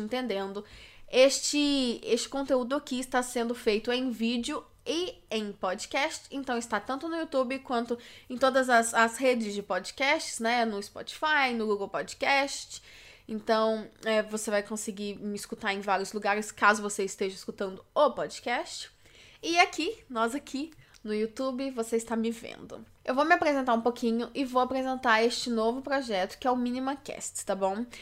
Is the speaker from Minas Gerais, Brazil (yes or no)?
yes; Belo Horizonte, Minas Gerais, Brazil; eu sou de Minas Gerais, Belo Horizonte